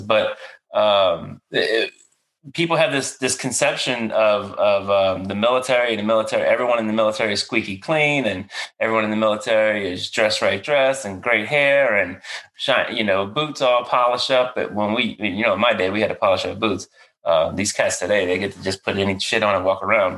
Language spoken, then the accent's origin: English; Marrero, Louisiana, United States; moved away as an adult; I grew up in a little area called Marrero, which is like 15 minutes outside downtown.